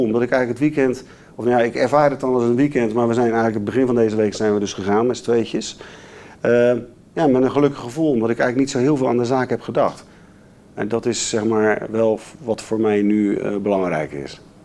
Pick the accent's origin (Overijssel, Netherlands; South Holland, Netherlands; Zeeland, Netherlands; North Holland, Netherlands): South Holland, Netherlands; Rotterdam; Ik ben een Rotterdammer